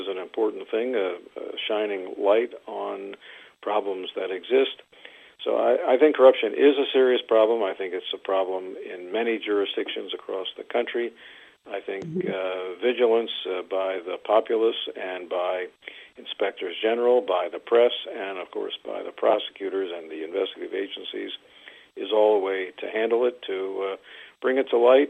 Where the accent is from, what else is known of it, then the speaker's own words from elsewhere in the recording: Maryland, United States; I come from Maryland